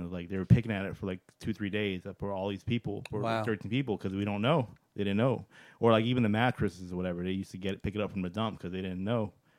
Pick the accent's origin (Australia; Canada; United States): United States; Virginia; I was born in Virginia.